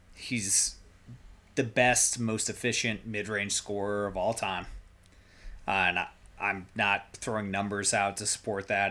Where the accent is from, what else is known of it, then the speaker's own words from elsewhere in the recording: Iowa, United States; we grew up in Iowa